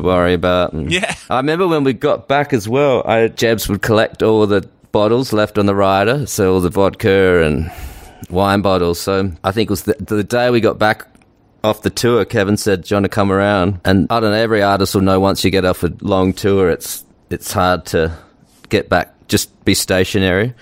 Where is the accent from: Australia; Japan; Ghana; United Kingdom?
Australia; accent: Australian; moved away as an adult; now in United States; I still got my Australian accent